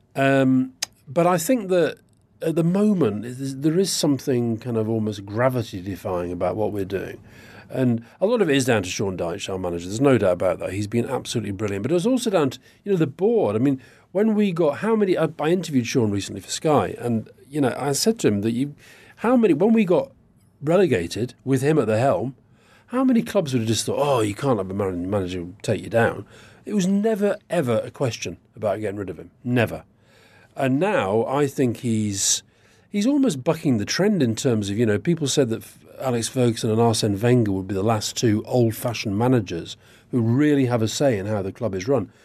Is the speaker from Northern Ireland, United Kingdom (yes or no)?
no; Keighley, Yorkshire and the Humber, United Kingdom; I grew up in Yorkshire which is you know fairly near Burnley. Where I was in Keighley, about 19, 20 miles away